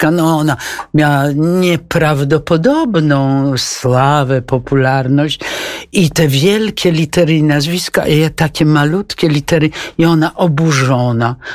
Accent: Wrocław, Lower Silesian Voivodeship, Poland; moved away; To pani całe dzieciństwo i młodość spędziła tak, Wrocławiu? Tak. To zupełnie jak ja.

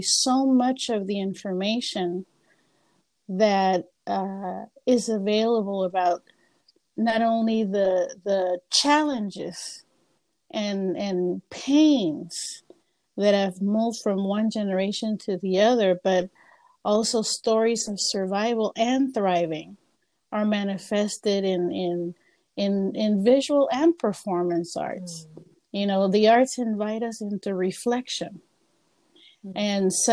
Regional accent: Panama; now in United States; I am from Panama. Have been living here in the U.S. already 34 years.

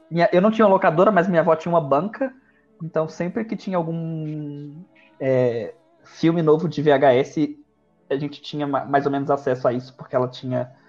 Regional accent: Sete Lagoas, Minas Gerais, Brazil; born there; also born or lived in Natal; Eu nasci em Sete Lagoas, depois eu fui morar em Natal.

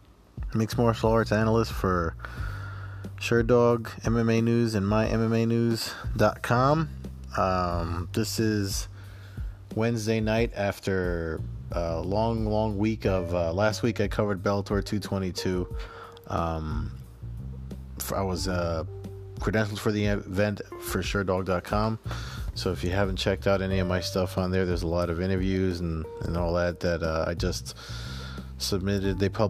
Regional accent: central New Jersey, United States; I'm from New Jersey. He's from New Jersey. Literally like the same area. He's, you know, central New Jersey, just like me.

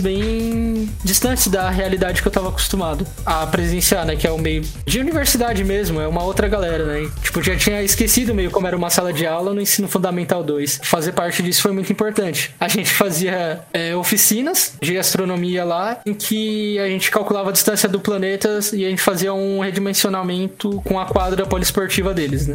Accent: São Paulo, Brazil; also born or lived in Sorocaba; eu sou de São Paulo

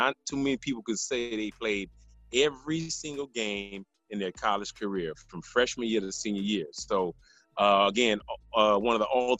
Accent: Miami, Florida, United States; moved away; I was Haitian and I'm from Miami

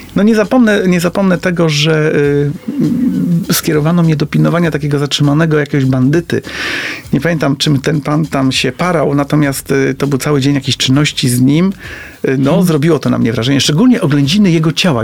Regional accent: Poznań, Greater Poland, Poland; Wychowałem się tam

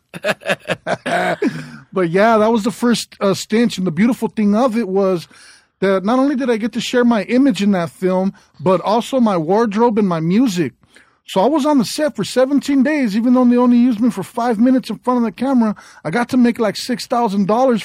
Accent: South Gate, California, United States; I grew up in Southgate

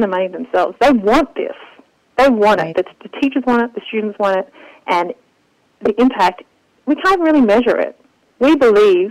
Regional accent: Australia; now in Israel; I grew up in Australia

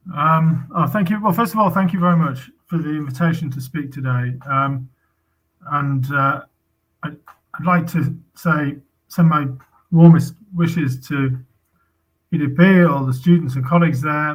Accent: United Kingdom; as a British citizen

